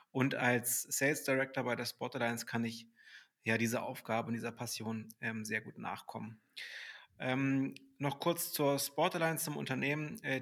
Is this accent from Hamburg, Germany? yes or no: yes; Hamburg, Germany; ich bin 35 und ich bin Hamburger Jung und äh, spreche auch gerade ähm, aus Hamburg zu euch.